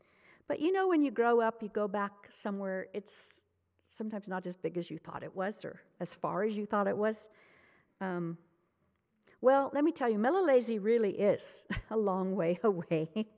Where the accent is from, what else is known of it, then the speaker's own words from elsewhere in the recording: Zimbabwe; going back to the mission where I grew up in Zimbabwe has sometimes been costly.